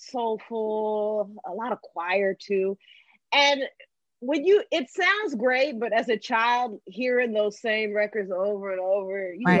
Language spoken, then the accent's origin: English; Texas, United States; So for me, I grew up in Texas. My parents were in the military, so we moved around a lot, but we ended up settling in Texas for a while